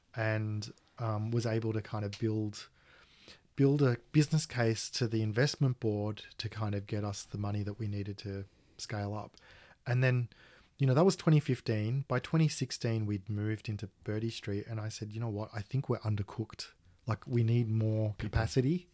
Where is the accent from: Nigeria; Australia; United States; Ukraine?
Australia; being Australian